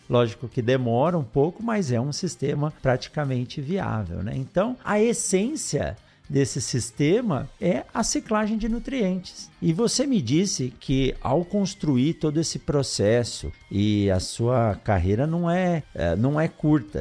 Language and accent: Portuguese; São Paulo, Brazil; moved away; also born or lived in Botucatu; eu sou de São Paulo, assim como você, eu nasci na capital, depois fui morar em, em Botucatu